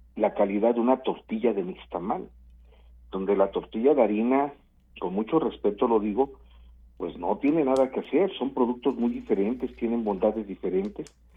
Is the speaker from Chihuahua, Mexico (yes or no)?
no; Coatzacoalcos, Veracruz, Mexico; moved away as an adult; now in Mexico City, Mexico; yo Nací hace algunos añitos en, en Coatzacoalcos, Veracruz